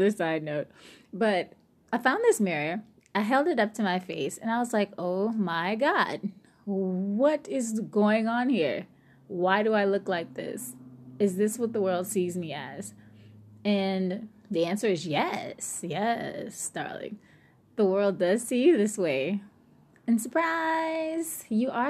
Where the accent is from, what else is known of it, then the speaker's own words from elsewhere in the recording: New Orleans, Louisiana, United States; I'm from New Orleans